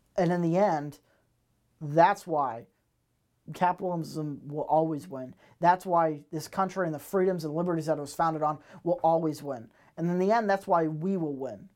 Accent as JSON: {"language": "English", "region": "Massachusetts", "country": "United States", "moved": "yes", "said": "I am from Massachusetts originally"}